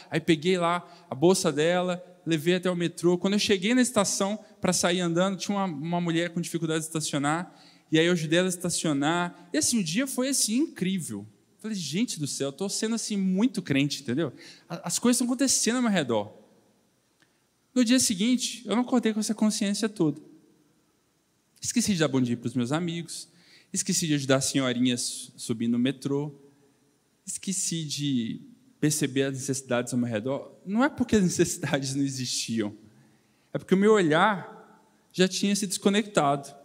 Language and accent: Portuguese; Belo Horizonte, Minas Gerais, Brazil; moved away as an adult; now in São Paulo, Brazil; sou, de Belo Horizonte, morei aqui até 24 anos, mas é, nessa idade eu mudei para São Paulo